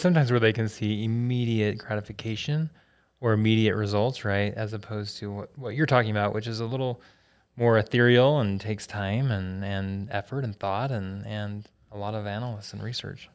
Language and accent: English; Logan, Utah, United States; I'm from Logan originally